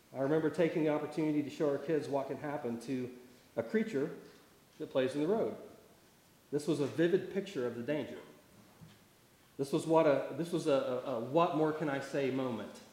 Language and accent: English; Tulsa, Oklahoma, United States; moved away; I grew up around Tulsa, so I grew up with lots of trees and lakes